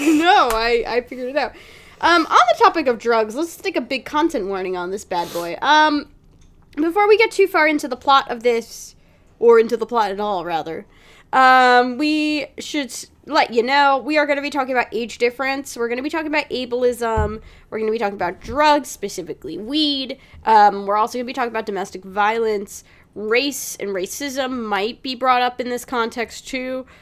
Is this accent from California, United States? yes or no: no; New Jersey, United States; as somebody who has been born and raised in Jersey